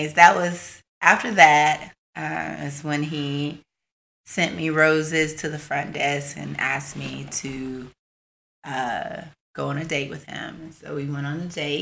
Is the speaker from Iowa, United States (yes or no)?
no; Marianna, Florida, United States; I'm from Marianna, Florida, which is a small little country town in the panhandle of Florida.